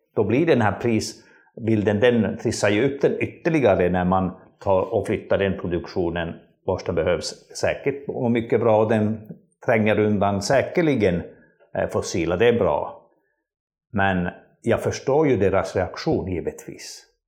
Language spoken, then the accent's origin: Swedish; northern Sweden, Sweden; jag kommer från norra Sverige